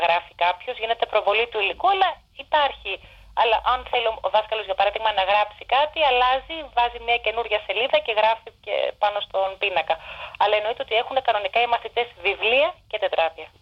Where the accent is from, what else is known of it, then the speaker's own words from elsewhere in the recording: Aigio, West Greece, Greece; moved away as an adult; now in London, United Kingdom; Κατάγομαι, καλά είμαι από την Ελλάδα και κατάγομαι από το Αίγυο. Στο Αίγυο δηλαδή έχω μεγαλώσει